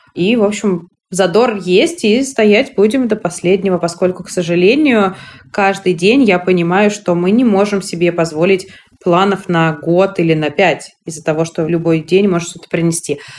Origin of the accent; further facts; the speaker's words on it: Moscow, Russia; я родилась в Москве, прожив там всю свою жизнь